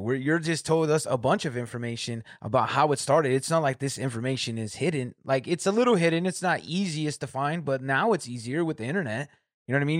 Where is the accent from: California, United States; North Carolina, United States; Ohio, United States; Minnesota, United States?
California, United States; Corona; moved away as an adult; now in Michigan, United States; I'm from Southern California, Riverside, Corona area